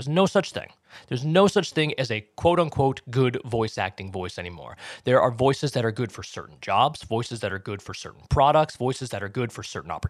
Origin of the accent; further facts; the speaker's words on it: Boston, Massachusetts, United States; accent: Boston; I'm from Boston. I'm from the Boston area, grew up there. And I had it wasn't super thick, but I had a noticeable Boston accent when I was growing up